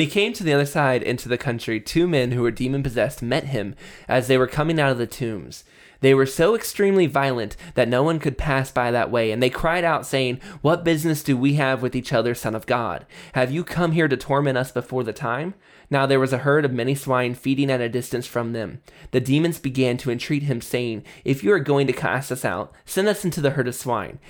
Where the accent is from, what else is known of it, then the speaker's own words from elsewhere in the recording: United States; I'm from America. If you're an American like me